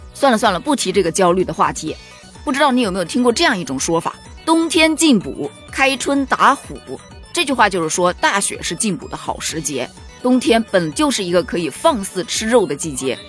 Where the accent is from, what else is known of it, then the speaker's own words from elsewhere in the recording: southern China, China; 毕竟我在南方长大的